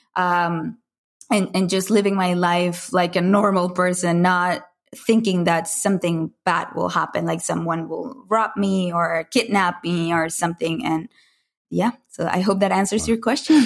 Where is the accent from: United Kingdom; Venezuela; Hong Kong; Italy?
Venezuela; Caracas, Capital District; moved away as an adult; I grew up in Caracas, Venezuela, in Latin America. Uh, for the for the first 19 years of my life, I lived there